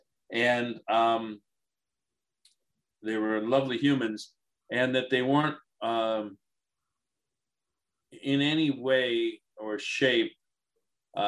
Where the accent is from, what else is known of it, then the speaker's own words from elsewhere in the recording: Detroit, Michigan, United States; I grew up in Detroit